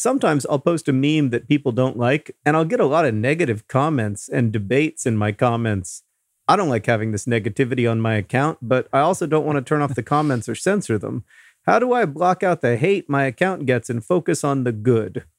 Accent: Indianapolis, Indiana, United States; here in Indianapolis, the, the need here, a, at least in, in my hometown

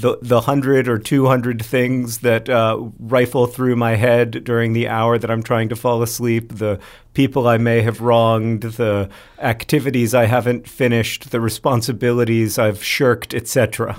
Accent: Florida, United States; growing up in Florida

